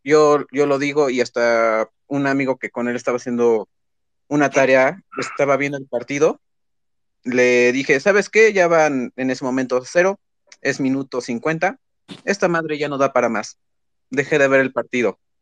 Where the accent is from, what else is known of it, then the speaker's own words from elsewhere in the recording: Puebla, Mexico; soy de Puebla